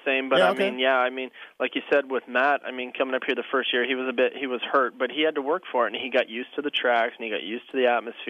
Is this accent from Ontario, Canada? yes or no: no; Alberta, Canada; I'm from Northern Alberta. You know what I mean?